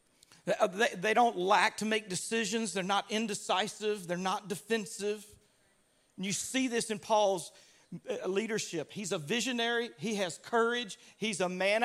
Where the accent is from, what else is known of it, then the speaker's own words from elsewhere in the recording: Louisiana, United States; I grew up in Louisiana